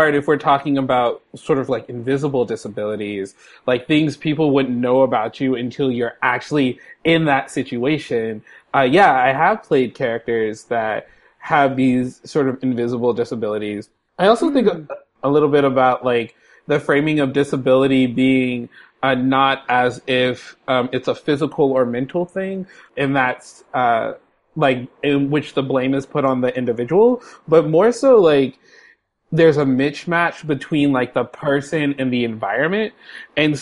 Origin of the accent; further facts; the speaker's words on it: San Francisco, California, United States; now in Seattle, United States; I'm a black cis dude living in Seattle, Washington, and I'm from San Francisco